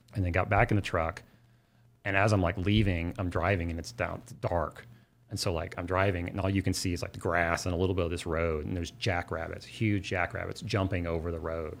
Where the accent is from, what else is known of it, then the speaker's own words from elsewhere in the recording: Oklahoma City, Oklahoma, United States; I'm from Oklahoma City and my family's from Southern Oklahoma